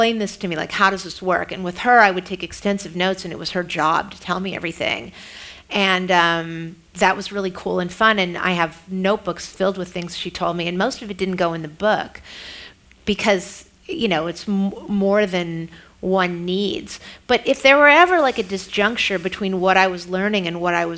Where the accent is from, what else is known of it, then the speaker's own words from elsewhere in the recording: San Francisco, California, United States; I am from San Francisco